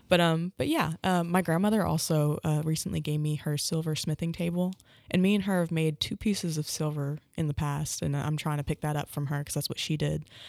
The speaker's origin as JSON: {"language": "English", "town": "Tahlequah", "region": "Oklahoma", "country": "United States", "tie": "born or raised there", "said": "Tahlequah in my hometown"}